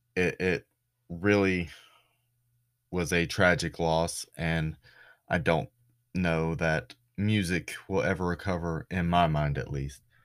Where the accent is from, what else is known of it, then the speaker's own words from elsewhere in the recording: Florida, United States; I'm from Florida, but not that Florida.